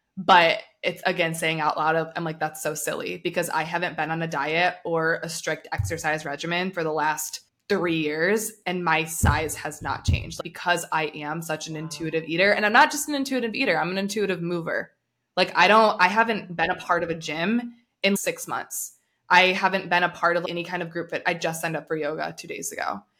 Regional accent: United States; I'm coming from America where what's pushed is meat and protein.

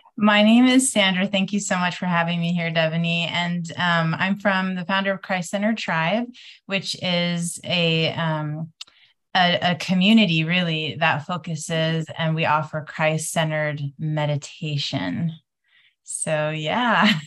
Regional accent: windward side of Oahu, Hawaii, United States; I'm coming to you guys from Hawaii today, which is my hometown. So, the windward side of Oahu.

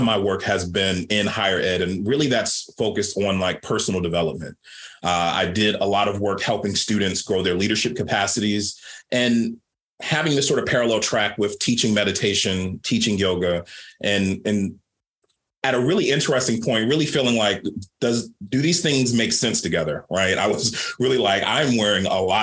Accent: Baltimore, Maryland, United States; I grew up Black queer kid growing up in Baltimore, Maryland.

